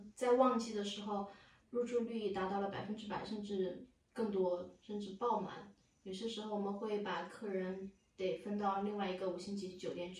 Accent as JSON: {"language": "Chinese", "country": "China", "lives_now": "Germany", "said": "数学有一点点，但对我们中国人来说，那不算数学。"}